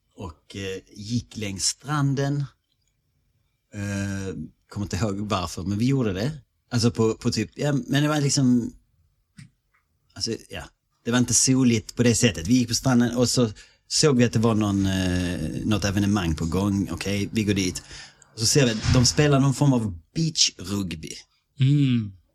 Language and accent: Swedish; Malmö, Skåne, Sweden; accent: Scanian; moved away as an adult; also born or lived in Australia; vi växte upp i Malmö